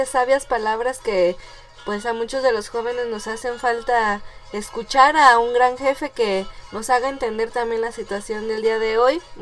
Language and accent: Spanish; Querétaro, Mexico; Y soy de Querétaro. ay, él es Dios comadre, aquí también soy queretana